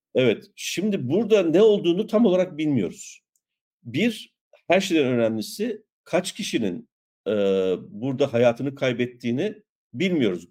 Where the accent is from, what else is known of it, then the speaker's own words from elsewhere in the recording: İliç, Erzincan, Turkey; Ben de bir İliçliyim.